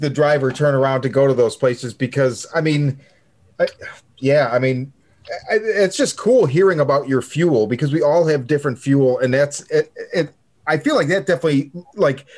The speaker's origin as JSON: {"language": "English", "town": "Chicago", "region": "Illinois", "country": "United States", "moved": "yes", "said": "I'm originally from Chicago."}